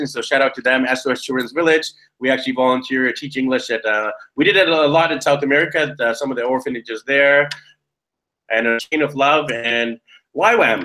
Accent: Canada; now in Manila, Philippines; I'm from Canada

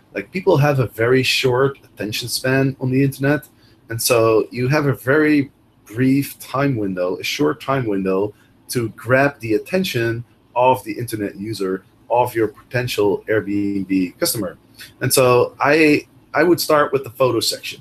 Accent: Netherlands; moved away as an adult; also born or lived in Amsterdam / Chicago; I'm originally from Holland

